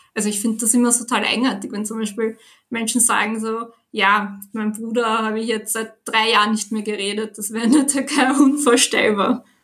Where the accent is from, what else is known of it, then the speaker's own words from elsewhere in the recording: Vienna, Austria; ich bin 26 Jahre alt, wohne in Wien, bin auch hier aufgewachsen